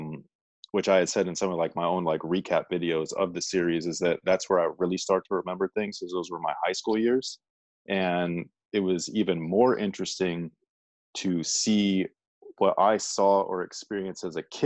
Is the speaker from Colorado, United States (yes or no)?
no; the Bay Area, California, United States; I'm from the Bay